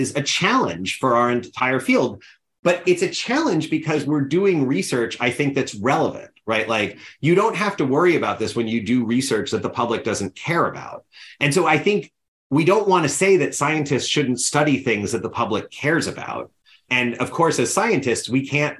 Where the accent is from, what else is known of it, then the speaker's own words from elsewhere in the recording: United States; As an American citizen